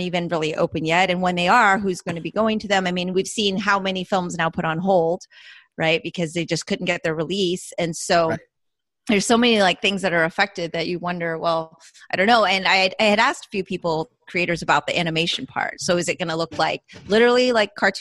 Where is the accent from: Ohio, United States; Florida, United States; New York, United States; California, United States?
Florida, United States; I'm from Florida